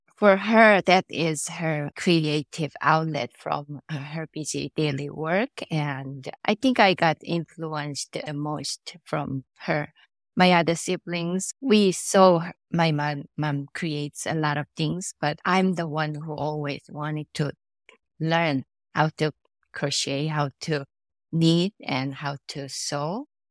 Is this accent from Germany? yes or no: no; South Korea; moved away; I was born and raised in Korea